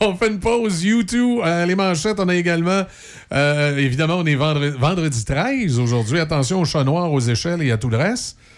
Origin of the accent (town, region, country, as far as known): Quebec, Canada